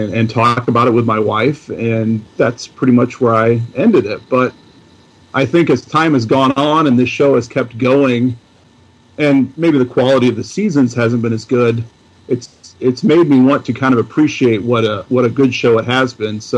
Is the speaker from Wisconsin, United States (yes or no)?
no; Illinois, United States; I born and raised and have lived my entire life in Illinois